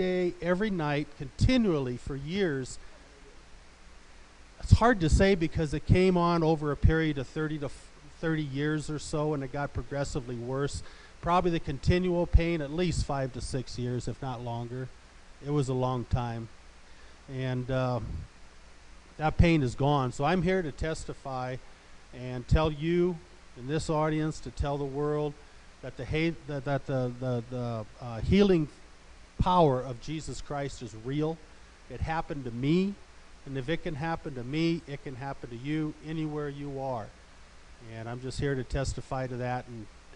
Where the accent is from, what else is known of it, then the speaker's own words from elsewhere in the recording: Olathe, Colorado, United States; I'm from Olathe, Colorado.